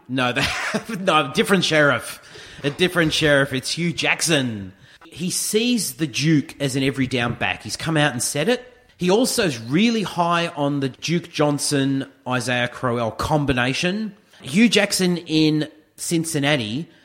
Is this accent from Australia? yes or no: yes; Australia; We're the Aussie guys.